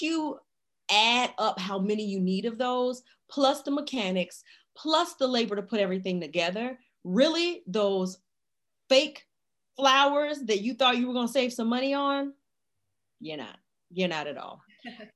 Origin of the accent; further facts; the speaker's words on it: Chicago, Illinois, United States; now in Raleigh, United States; I'm originally from Chicago, Illinois, but currently I live in Raleigh, North Carolina